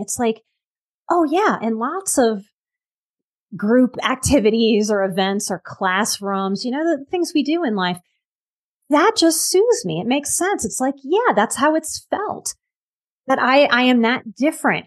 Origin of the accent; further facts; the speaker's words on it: New Orleans, Louisiana, United States; moved away; I'm from New Orleans, which is like the vice drinking capital of the entire planet.